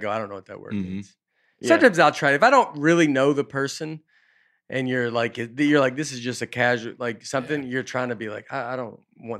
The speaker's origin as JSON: {"language": "English", "region": "the South", "country": "United States", "said": "no, I'm from the South, like too, but it's like, it's not that South"}